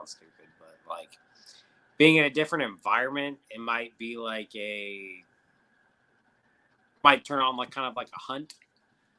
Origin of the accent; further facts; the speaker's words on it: Wisconsin, United States; I'm from Wisconsin